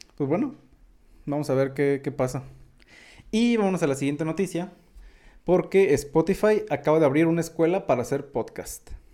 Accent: Mexico; accent: mexicano; soy mexicano

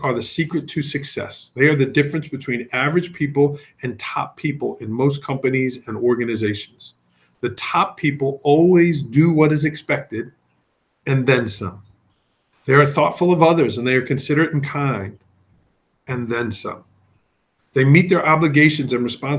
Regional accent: New York City, New York, United States; moved away; I was from Staten Island, New York. Everything was rushing and busy

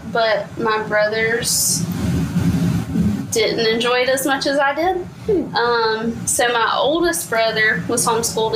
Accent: Tuscaloosa, Alabama, United States; also born or lived in Florida; I am from Tuscaloosa, Alabama. I was actually born in Florida, but have lived in Tuscaloosa pretty much my whole life

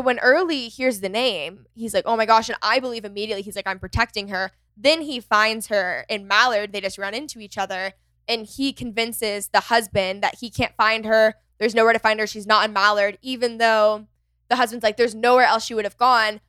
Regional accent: McKinney, Texas, United States; my hometown, McKinney

